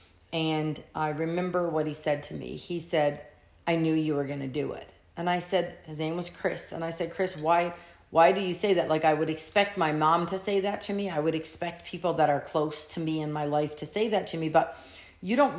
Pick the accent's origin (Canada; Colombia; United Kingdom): Canada; I'm Canadian